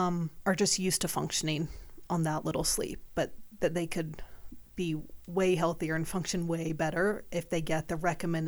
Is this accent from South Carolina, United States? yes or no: yes; South Carolina, United States; moved away; Well, it was a lifestyle. I mean, I came from South Carolina, but I had gone to summer camp growing up.